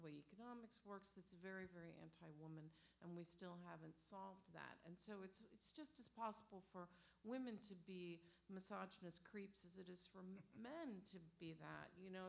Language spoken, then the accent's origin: English; Ohio, United States; I come from Ohio. I come from a family of Catholic Ohio Republicans, quite frankly.